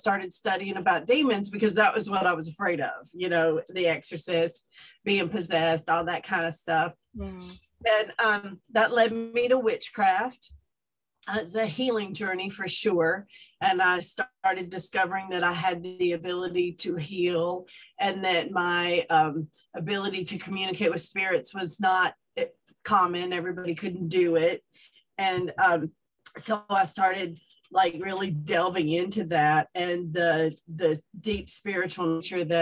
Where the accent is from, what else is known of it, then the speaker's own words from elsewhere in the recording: Atlanta, Georgia, United States; now in Seattle, United States; I'm from Atlanta. You can tell by the accent. I'm not from here.